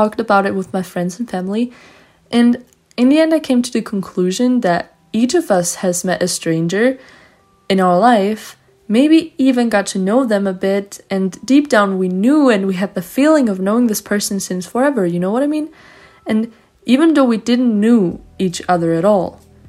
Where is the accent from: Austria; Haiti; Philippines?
Austria; Vienna; English is a second language; I'm 17 years old and I'm from Vienna, Austria.